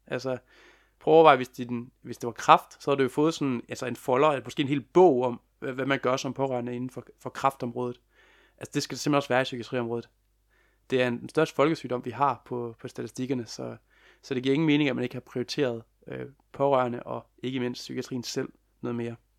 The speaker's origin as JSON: {"language": "Danish", "town": "Lem", "region": "Central Denmark Region", "country": "Denmark", "tie": "born or raised there", "also_born_or_lived": "Copenhagen", "moved": "as an adult", "said": "jeg er jo sågar lige flyttet i, i går, forgårs, til øh, min barndomsby, Lem, i Vestjylland"}